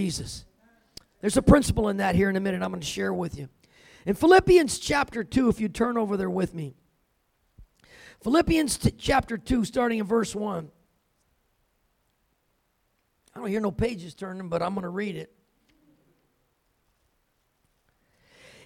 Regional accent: California, United States; I grew up in California

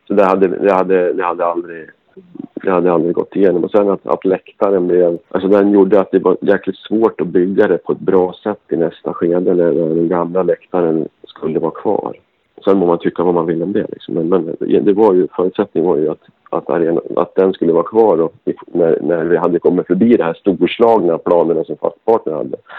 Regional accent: Gävle, Gävleborg County, Sweden; Gävle är min hemstad

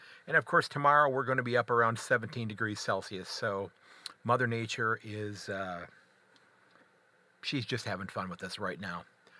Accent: United States; also born or lived in Sandusky, Ohio

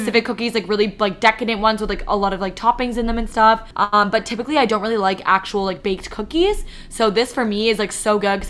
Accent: Toronto, Ontario, Canada; we're from Toronto

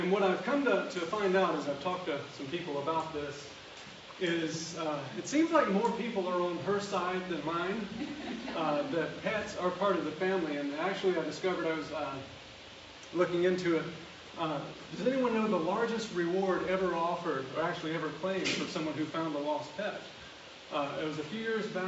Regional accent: the South, United States; I'm from the South. I'm from the country.

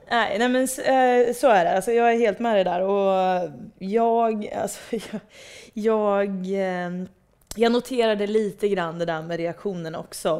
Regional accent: Degerfors, Örebro County, Sweden; jag växte upp i Degerfors.

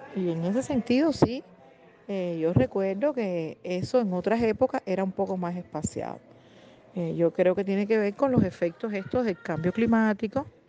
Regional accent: Cuba; soy la directora de Flaxo, programa Cuba

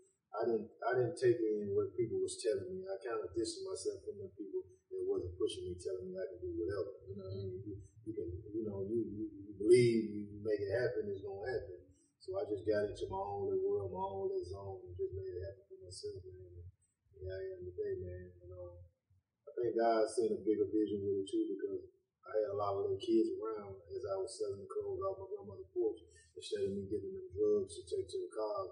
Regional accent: Washington, Michigan, United States; Growing up, I'm from Washington, Michigan

